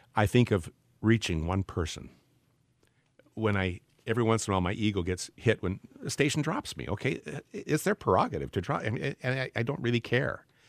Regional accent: Portland, Oregon, United States; the area where I grew up in Portland, Oregon

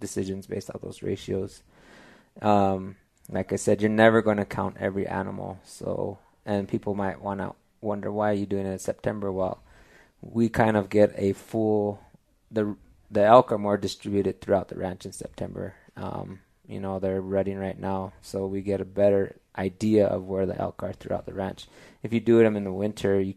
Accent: San Diego Pueblo, New Mexico, United States; also born or lived in Colorado / Texas; I'm actually born and raised in New Mexico. I'm from San Diego Pueblo, New Mexico.

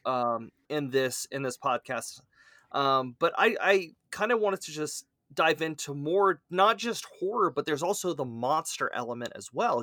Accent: South Louisiana, United States; accent: Cajun; that's my Cajun coming out, I'm from South Louisiana after all

